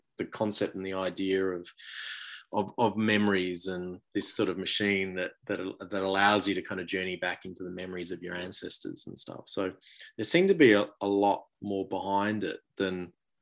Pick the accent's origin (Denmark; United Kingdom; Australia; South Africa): Australia; being an Australian